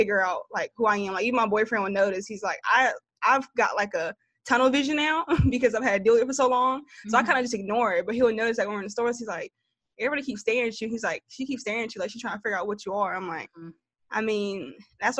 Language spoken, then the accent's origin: English; Greensboro, North Carolina, United States; I grew up in Greensboro, North Carolina. So I've been here my entire life